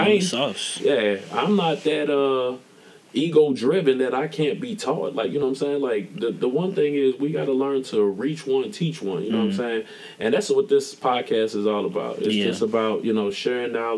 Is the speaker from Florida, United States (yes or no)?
no; Missouri, United States; We're from the show me state